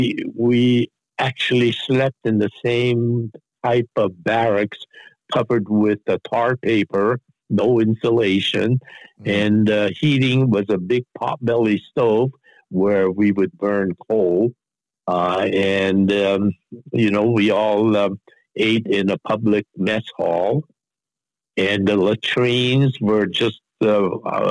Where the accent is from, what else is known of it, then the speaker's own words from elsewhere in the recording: San Francisco, California, United States; we made a trip up to San Francisco because that's both Shig and our and my hometown